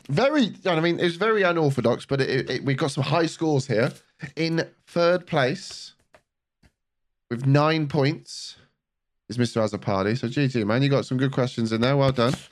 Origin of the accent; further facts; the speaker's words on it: the Southwest, South West England, United Kingdom; I'm from, I'm from the Southwest